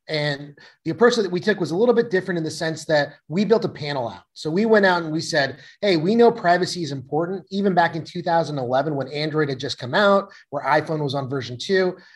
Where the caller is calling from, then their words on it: Seattle, Washington, United States; Uh, I'm zooming in from Seattle today.